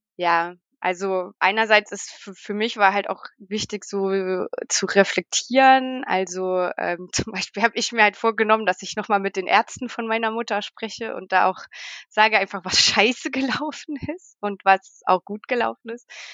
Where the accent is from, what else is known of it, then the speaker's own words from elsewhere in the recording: Leipzig, Saxony, Germany; first language German; moved away as an adult; now in Valais, Switzerland; ich komme aus Leipzig und lebe äh, jetzt in der Schweiz, in der französischen Schweiz im schönen Wallis.